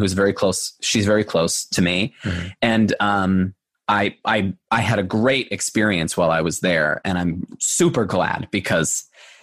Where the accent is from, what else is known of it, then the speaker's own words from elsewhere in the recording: Long Island, New York, United States; moved away as an adult; also born or lived in Buffalo, New York; now in Los Angeles, United States; I grew up on Long Island